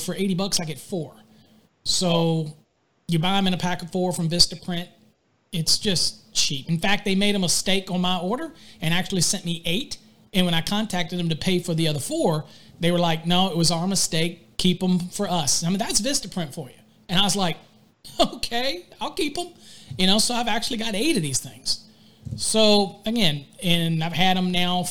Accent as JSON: {"language": "English", "region": "Virginia", "country": "United States", "moved": "yes", "lives_now": "Texas, United States", "said": "I'm from Virginia, so I say drawer"}